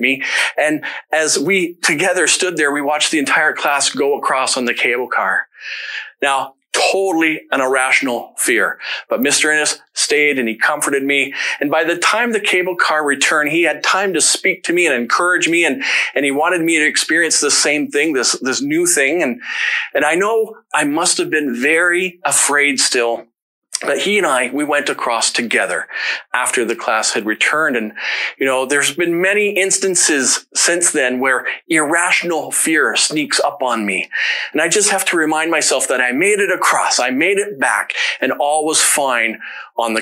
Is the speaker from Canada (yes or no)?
yes; London, Ontario, Canada; I grew up in London